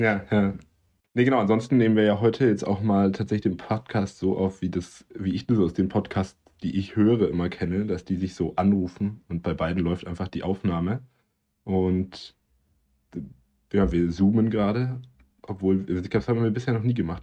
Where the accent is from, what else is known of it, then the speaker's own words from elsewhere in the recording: the South, Southern Germany, Germany; bei uns im Süden